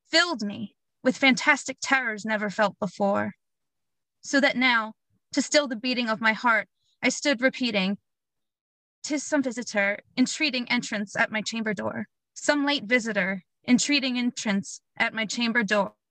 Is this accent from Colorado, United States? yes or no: no; Blackwood, New Jersey, United States; I'm from Blackwood, New Jersey.